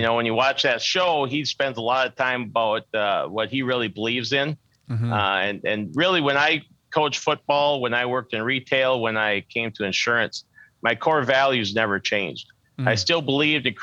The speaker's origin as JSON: {"language": "English", "town": "Minneota", "region": "Minnesota", "country": "United States", "tie": "born or raised there", "said": "I grew up in a small town, southwest Minnesota, by the name of Minneota"}